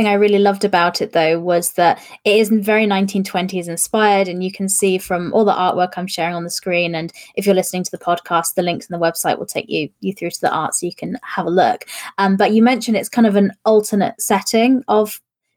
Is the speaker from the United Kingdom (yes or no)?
yes; United Kingdom; I, as a British person